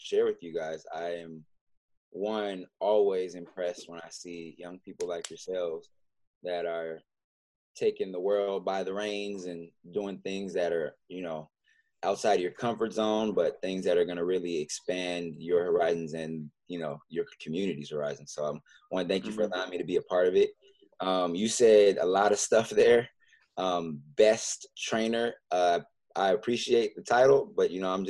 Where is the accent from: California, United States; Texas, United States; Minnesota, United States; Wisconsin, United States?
California, United States; La Verne; growing up in Southern California was a blessing